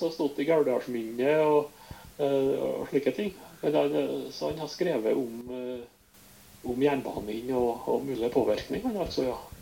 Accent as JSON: {"language": "Norwegian", "town": "Sunndal", "region": "Møre og Romsdal", "country": "Norway", "tie": "born or raised there", "said": "var lærer på hjemplassen min, Sunndal"}